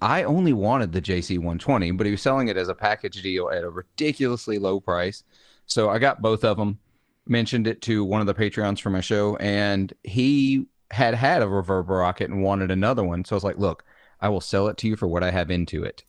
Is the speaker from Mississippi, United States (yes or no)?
yes; Clarksdale, Mississippi, United States; the Clarksdale that he makes is actually named for my hometown